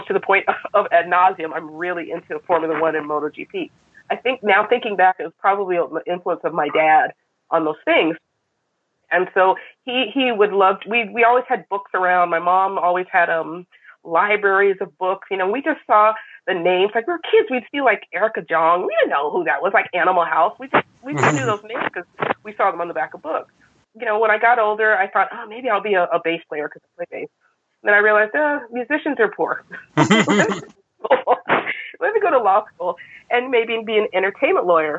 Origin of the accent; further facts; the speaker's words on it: Altadena, California, United States; I grew up in Altadena, California